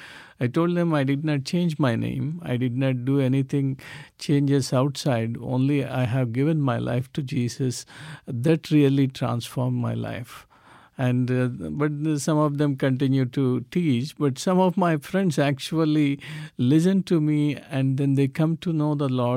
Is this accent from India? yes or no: yes; South India, India; English is a second language; moved away as an adult; So I moved from South India to northern part of India in 1996.